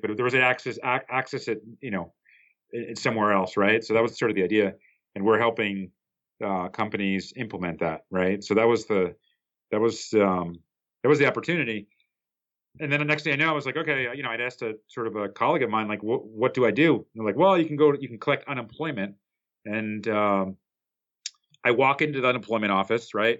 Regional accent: New Jersey, United States; I grew up in New Jersey, which is about four miles outside of uh, at least the part that I grew up in was about about four miles outside of uh, New York City.

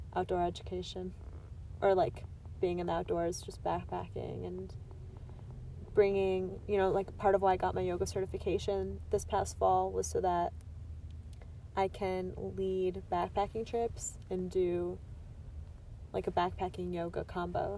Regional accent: Michigan, United States; I'm from Michigan

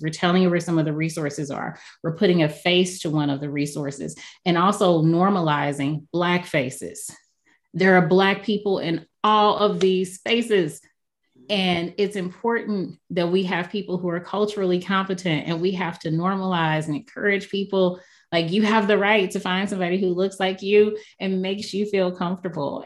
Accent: St. Louis, Missouri, United States; I am been born and raised in St. Louis, Missouri

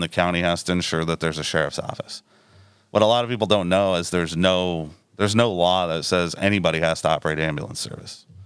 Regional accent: Danville, Iowa, United States; also born or lived in Des Moines, Iowa; now in Mount Pleasant, United States; I was born and raised over in Danville. Uh, so Southeast Iowa is home to me.

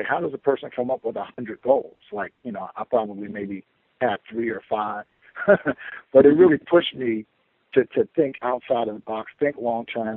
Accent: Chicago, Illinois, United States; also born or lived in Florida; I was born and raised in Chicago

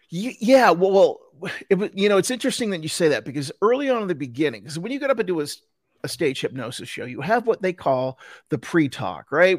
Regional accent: New Jersey, United States; now in Salt Lake City, United States; I grew up in, in, in Jersey and all my family's back in, in Jersey

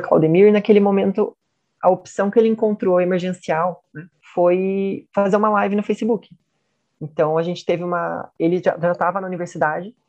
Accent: Itapira, São Paulo, Brazil; natural de Itapira, São Paulo

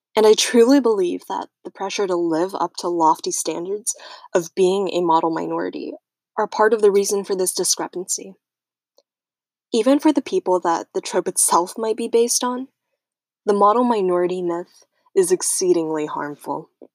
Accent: United States; also born or lived in Taiwan; came to America when I was one

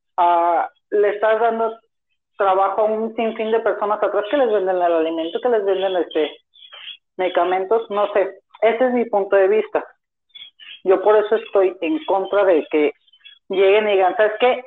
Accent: Zapopan, Jalisco, Mexico; Nacido en Zapopan, Jalisco, estoy estudiando en la Universidad de Guadalajara

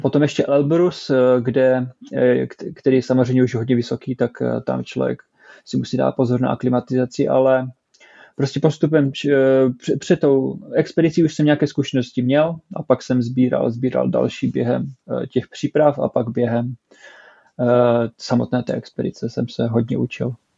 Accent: Czechia; moved away as an adult; now in Stockholm, Sweden; jsem taká rozdělená, rozdvojená osobnost, že jsem pořád Čech, ale zároveň teďka už i Švéd

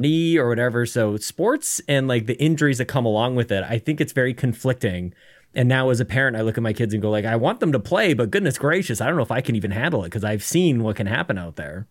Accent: Canada; I'm a Canadian

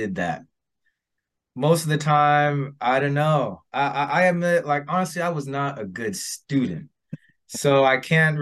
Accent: San Diego, California, United States; I'm from California, San Diego, and I went through the public school system

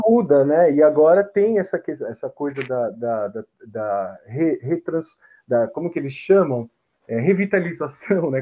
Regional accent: São Paulo, Brazil; eu nasci na Barra Funda, né? Que é o bairro bem uhum. próximo ali, né? Bairro vizinho.

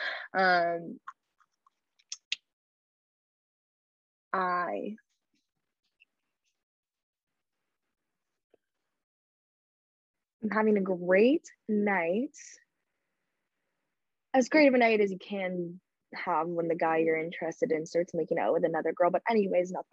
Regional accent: Canada; I'm a Canadian girl.

